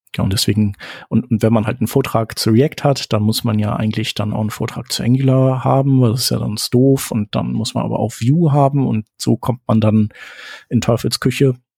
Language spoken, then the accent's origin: German; Germany; als Deutscher